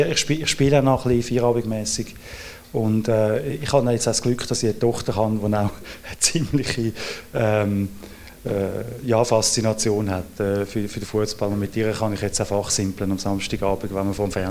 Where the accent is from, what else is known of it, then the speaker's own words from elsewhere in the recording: Switzerland; Ähm, ich bin als, äh, als Schweizer und dann als Gymnasiast äh, wirklich doppelt in der Minderheit gewesen.